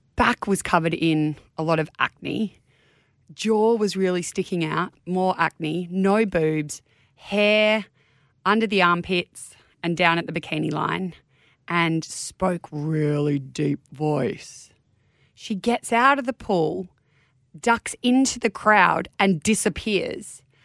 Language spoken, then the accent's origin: English; Manly, New South Wales, Australia; I was born in Manly Hospital. As a Manly girl, went to primary school and high school in Manly